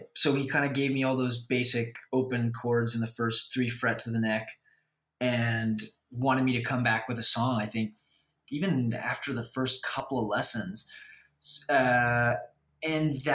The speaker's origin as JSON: {"language": "English", "town": "Vancouver", "region": "British Columbia", "country": "Canada", "tie": "born or raised there", "said": "I grew up in Vancouver"}